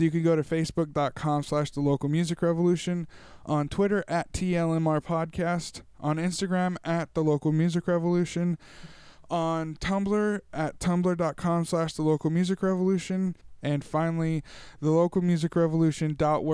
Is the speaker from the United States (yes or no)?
yes; Tulare, California, United States; my hometown of Tulare, California.